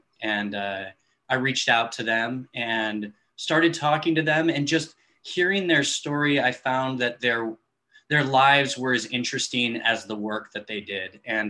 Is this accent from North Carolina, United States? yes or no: no; Los Angeles, California, United States; my hometown, which is Los Angeles.